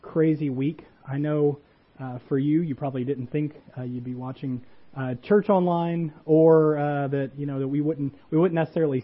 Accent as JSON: {"language": "English", "region": "Louisiana", "country": "United States", "tie": "born or raised there", "moved": "yes", "said": "I grew up in Louisiana"}